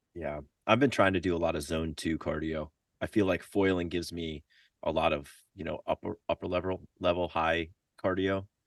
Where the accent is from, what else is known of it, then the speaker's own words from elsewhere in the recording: Florida, United States; moved away; also born or lived in Central America; growing up in Florida